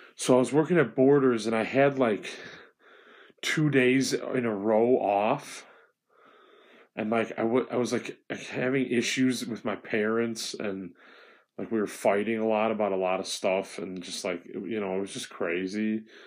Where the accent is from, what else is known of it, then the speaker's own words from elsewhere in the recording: Illinois, United States; I'm a guy from Illinois